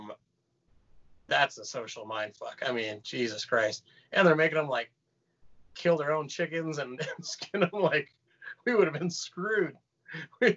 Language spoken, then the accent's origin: English; Austin, Texas, United States; moved away as an adult; now in Las Vegas, United States; I was born and raised in Austin.